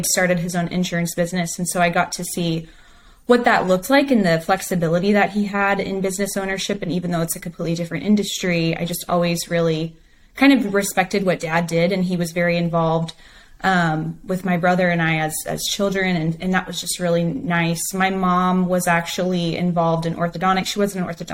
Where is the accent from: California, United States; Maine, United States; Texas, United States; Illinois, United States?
Texas, United States; Hill Country, Central; I am a Texas girl through and through. I grew up in Central Texas in kind of what they call the Hill Country area